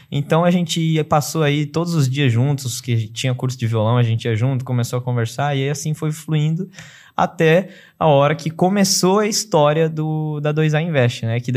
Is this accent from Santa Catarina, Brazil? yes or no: yes; Florianópolis, Santa Catarina, Brazil; que eu morei 10 anos em Florianópolis. É, nasci em Florianópolis, lá, manezinho da ilha.